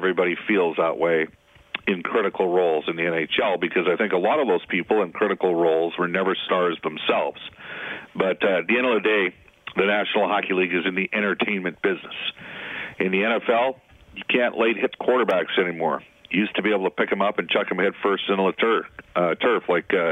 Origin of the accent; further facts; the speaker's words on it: northern Alberta, Canada; I grew up in Alberta, and northern Alberta